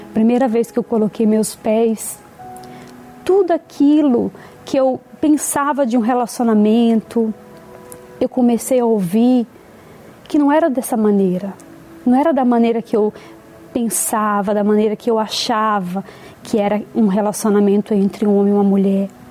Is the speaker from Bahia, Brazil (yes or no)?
yes; Bahia, Brazil; nasci na Bahia